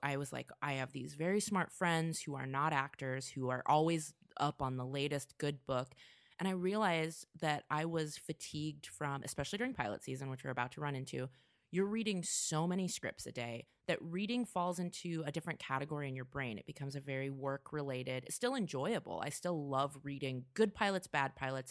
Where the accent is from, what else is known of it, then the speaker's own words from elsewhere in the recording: Vacaville, California, United States; also born or lived in Orange County, California / Portland / Chicago; now in Los Angeles, United States; I grew up in the Bay Area in a little town called Vacaville